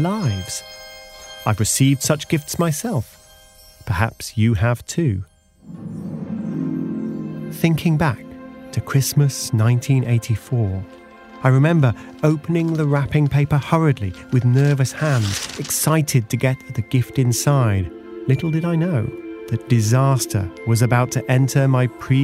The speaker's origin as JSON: {"language": "English", "country": "United Kingdom", "said": "the UK, my home country"}